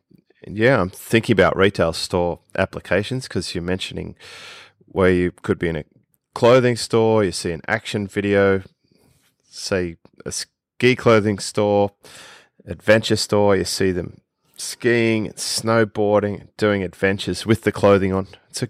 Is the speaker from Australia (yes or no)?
yes; Australia; accent: Australian